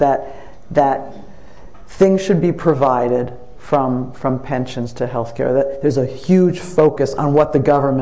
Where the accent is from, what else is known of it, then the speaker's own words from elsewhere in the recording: Oradell, New Jersey, United States; moved away as an adult; now in United Kingdom; from a middle-class family in Oradell, New Jersey